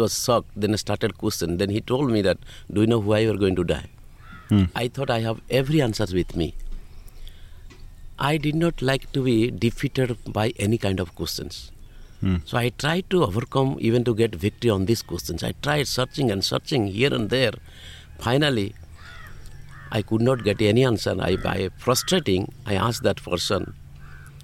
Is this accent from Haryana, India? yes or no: no; Kandhamal district, Odisha, India; now in Tiruchirappalli, India; I am from the state of Odisha, yeah. District of Kandamal